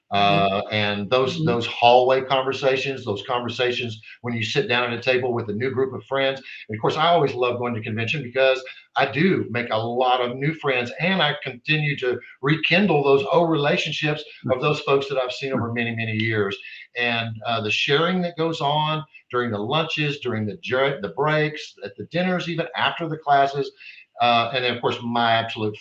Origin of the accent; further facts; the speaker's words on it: Texas, United States; I'm from Texas